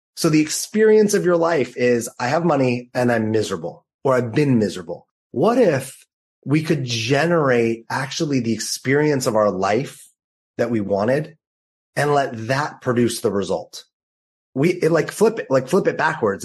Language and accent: English; Los Angeles, California, United States; also born or lived in New York City; now in San Diego, United States; I grew up in Los Angeles.